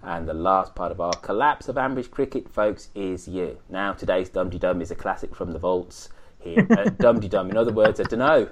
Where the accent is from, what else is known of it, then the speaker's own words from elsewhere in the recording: England, United Kingdom; now in United States; I'm English